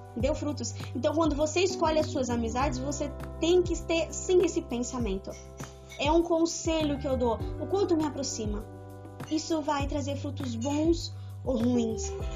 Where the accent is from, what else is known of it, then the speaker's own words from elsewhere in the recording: Lins, São Paulo, Brazil; sou de Lins, São Paulo